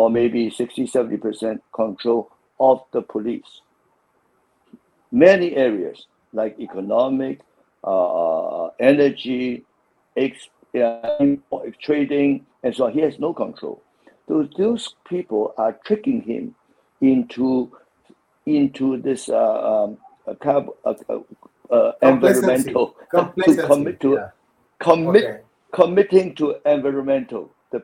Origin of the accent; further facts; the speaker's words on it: Hong Kong; I'm from Hong Kong